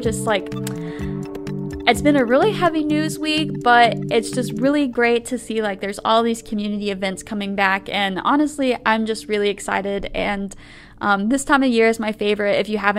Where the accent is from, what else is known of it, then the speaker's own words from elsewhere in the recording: Palestine, Illinois, United States; also born or lived in Robinson, Illinois; I'm actually from Palestine